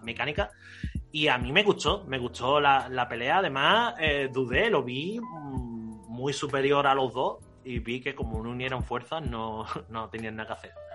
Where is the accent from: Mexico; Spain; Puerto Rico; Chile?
Spain; somos malos españoles